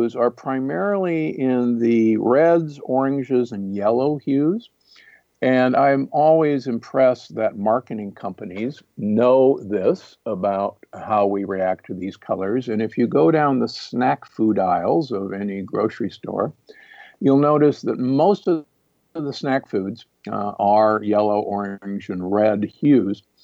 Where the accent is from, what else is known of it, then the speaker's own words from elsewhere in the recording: Midwest, United States; growing up in the Midwest